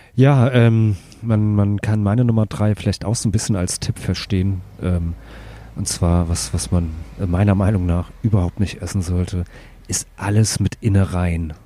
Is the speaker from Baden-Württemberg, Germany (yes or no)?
no; Hattenheim, Hesse, Germany; bei uns in Hattenheim